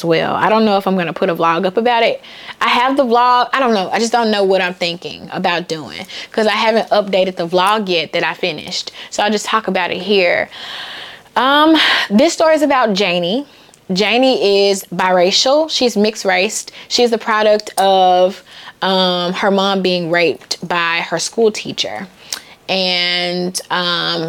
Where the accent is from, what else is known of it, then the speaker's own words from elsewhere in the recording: the South, United States; I'm from the South, and the deeper South, the meaner South